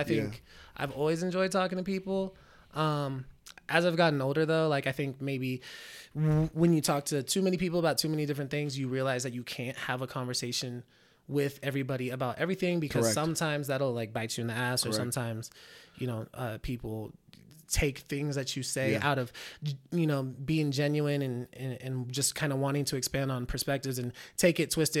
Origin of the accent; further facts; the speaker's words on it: Reno, Nevada, United States; also born or lived in Bay Area, United States; I'm from the Bay Area. So, yeah. but I mean, I've been in Reno since I was five.